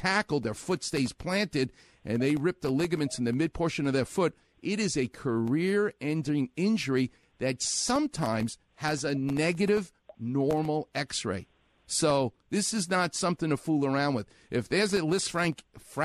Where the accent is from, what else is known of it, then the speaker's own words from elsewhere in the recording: New York, United States; I'm Jewish and I'm from New York